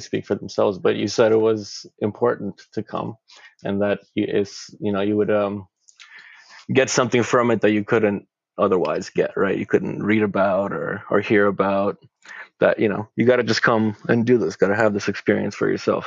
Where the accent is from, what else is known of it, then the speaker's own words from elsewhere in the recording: Craiova, Dolj, Romania; now in Toronto, Canada; I'm from Romania originally, born in Craiova, and I live and I organize in Toronto.